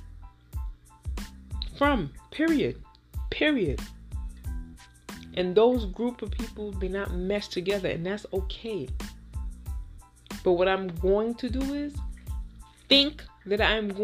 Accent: Haiti; we're both from Haiti

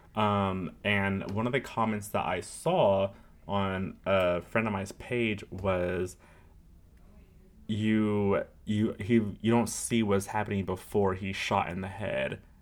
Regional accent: Riverside, California, United States; Riverside, California, where I was born and raised. Well, not born

